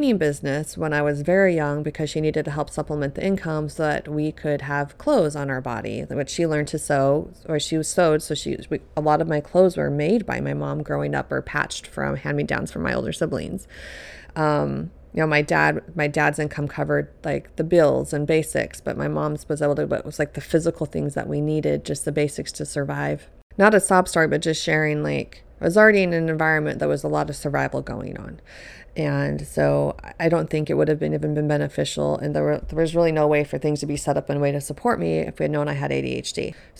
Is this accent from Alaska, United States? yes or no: no; Colorado, United States; I grew up in Colorado, in a home with eight people total. There's six kids. I was number four.